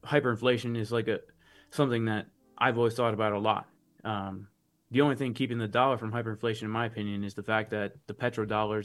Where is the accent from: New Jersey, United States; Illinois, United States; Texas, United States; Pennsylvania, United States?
New Jersey, United States; I grew up in New Jersey, basically, close to like New York City in North Jersey.